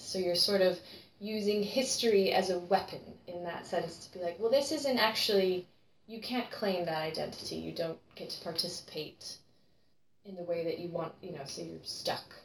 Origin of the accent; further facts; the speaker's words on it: United States; now in United Kingdom; as an American